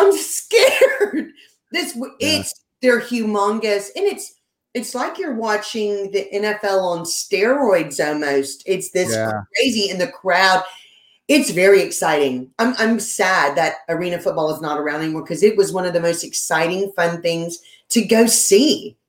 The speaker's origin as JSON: {"language": "English", "town": "Lake Charles", "region": "Louisiana", "country": "United States", "said": "Yeah, that's how you just tell people, I'm from Lake Charles, Grant Cardone's home."}